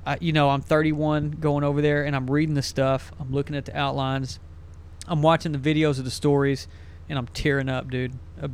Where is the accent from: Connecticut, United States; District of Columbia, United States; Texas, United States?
Texas, United States; East; You know, we're from East Texas